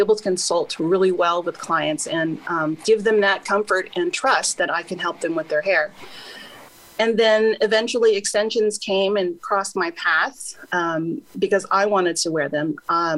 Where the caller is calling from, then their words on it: Lakewood, California, United States; I am calling from Lakewood, California.